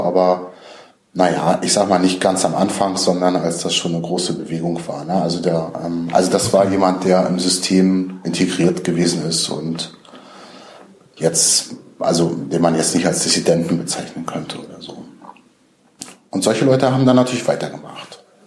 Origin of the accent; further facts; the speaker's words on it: Rostock, Mecklenburg-Vorpommern, Germany; in meiner Heimatstadt Rostock